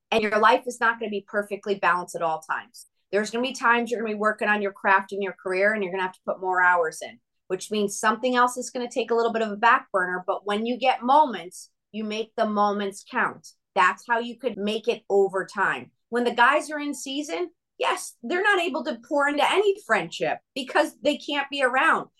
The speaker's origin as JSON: {"language": "English", "region": "Connecticut", "country": "United States", "tie": "born or raised there", "also_born_or_lived": "Nashville, Tennessee / Franklin, Tennessee", "moved": "as an adult", "lives_now": "Arizona, United States", "said": "I grew up in Connecticut"}